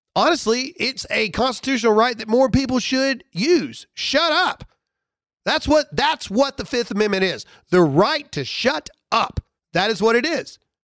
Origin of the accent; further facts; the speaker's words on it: United States; everything that we held dear as Americans, pride that we had of being Americans